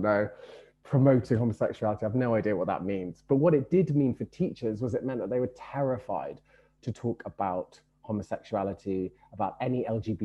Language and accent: English; London, United Kingdom; I grew up in Brixton in the 1980s.